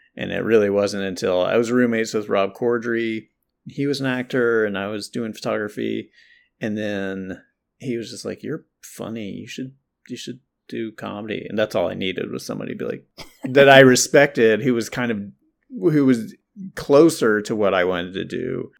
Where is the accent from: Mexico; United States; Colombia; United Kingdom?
United States; North Carolina; I'm from North Carol, I'm from the South, North Carolina